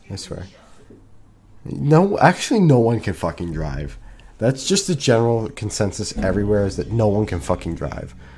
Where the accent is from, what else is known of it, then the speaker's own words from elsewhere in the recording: New Jersey, United States; I'm from New Jersey